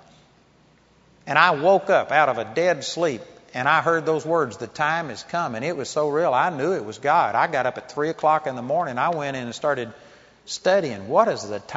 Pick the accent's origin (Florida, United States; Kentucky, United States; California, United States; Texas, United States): Texas, United States; I'm a hick from Texas